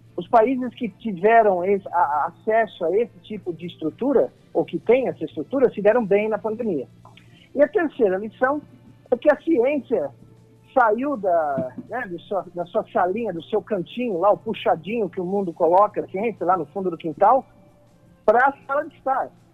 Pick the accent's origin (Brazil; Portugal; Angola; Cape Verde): Brazil; como brasileiro e patriota